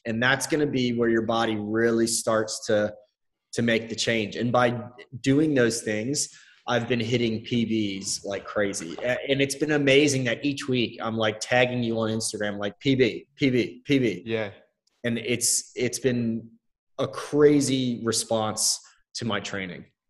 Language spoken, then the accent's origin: English; United States; as an American